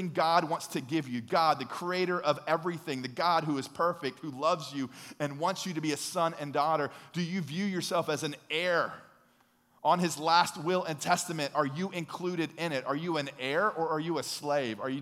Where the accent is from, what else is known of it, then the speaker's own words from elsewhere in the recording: United States; we're from America, the home of the free